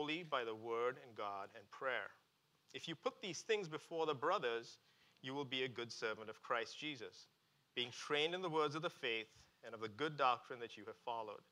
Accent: India; moved away; I grew up in India

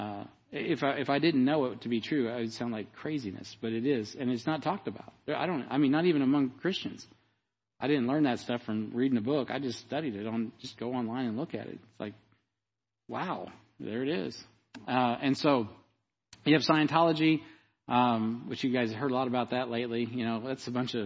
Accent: Independence, Missouri, United States; I grew up in Mormon land in Independence.

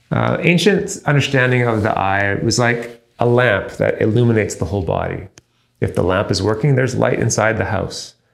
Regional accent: Canada; Me personally, I'm a Canadian citizen.

